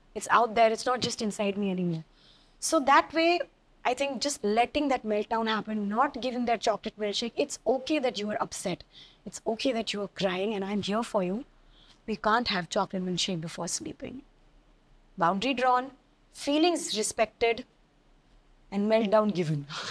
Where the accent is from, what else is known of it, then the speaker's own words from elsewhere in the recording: Delhi, India; I'm a girl from Delhi, so I've, you know, grown up with enough Eve teasing and catcalling